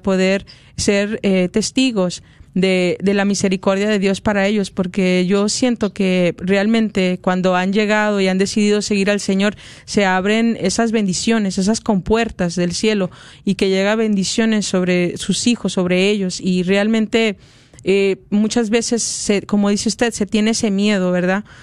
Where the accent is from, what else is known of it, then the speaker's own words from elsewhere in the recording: Mexico; Soy mexicana